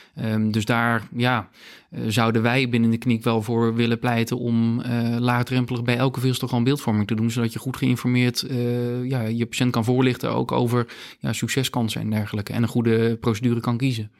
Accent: Friesland, Netherlands; also born or lived in Gothenburg, Sweden; als echte Fries

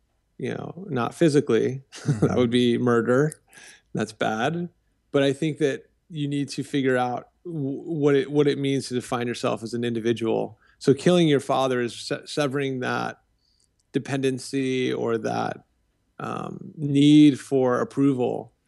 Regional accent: Vienna, Virginia, United States; I grew up in Northern Virginia, Vienna, Virginia. I'm the oldest of 7 kids.

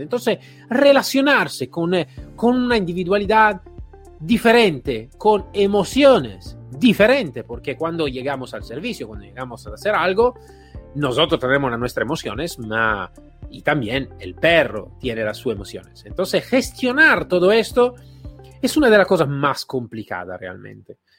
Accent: Italy; accent: Italian; Spanish is a second language; now in Spain; soy italiano, como claramente podéis escuchar en mi acento

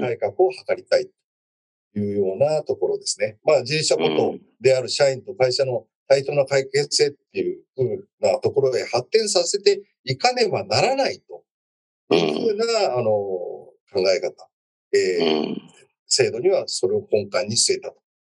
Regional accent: Yamaguchi, Japan; moved away; 私は山口県出身ですけども

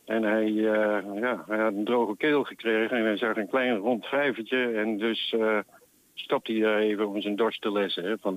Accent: Netherlands; accent: mix of Deventer, Apeldoorn and Twents; Eh, ik ben geen Twentenaar geboren, dus ik spreek een hybride plat, zeg maar.

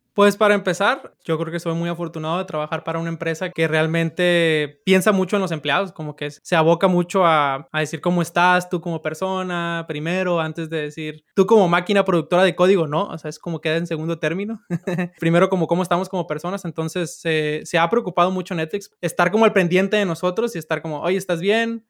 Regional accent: Sinaloa, Mexico; yo soy de Sinaloa.

